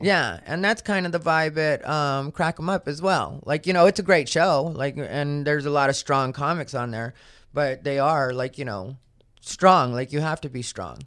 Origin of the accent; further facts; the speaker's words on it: Arizona, United States; I'm from Arizona